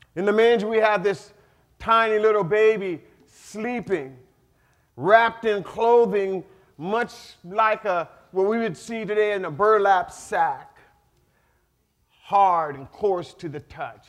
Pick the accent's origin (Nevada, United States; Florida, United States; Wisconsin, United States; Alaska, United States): Alaska, United States; North Pole; born or raised there